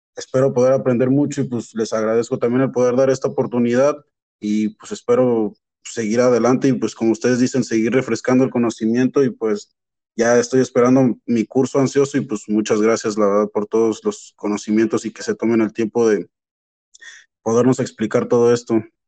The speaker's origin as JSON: {"language": "Spanish", "country": "Mexico", "moved": "yes", "lives_now": "Canada", "said": "soy de México y pero pues estoy viviendo en Canadá"}